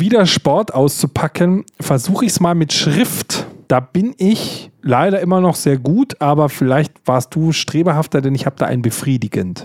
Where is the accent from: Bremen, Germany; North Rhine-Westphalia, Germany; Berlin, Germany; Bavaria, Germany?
Bavaria, Germany; ich natürlich als Bayer